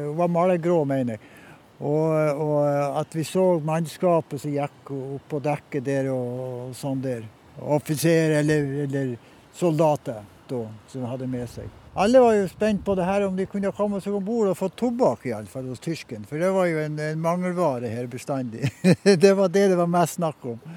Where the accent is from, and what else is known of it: Øresvik, Nordland, Norway; born or raised there